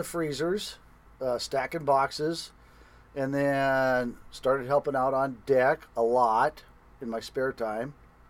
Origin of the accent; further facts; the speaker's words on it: Bellingham, Washington, United States; also born or lived in Alaska; I was born in Bellingham, Washington, and my uncles brought me to the fishery. Grew up fishing salmon in Puget Sound.